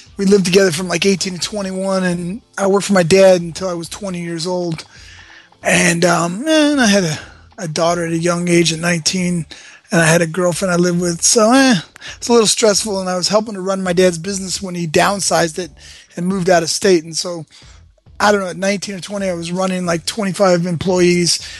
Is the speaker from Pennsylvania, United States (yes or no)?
no; Los Angeles, California, United States; I was born in Westwood, California. Born at UCLA Medical Center.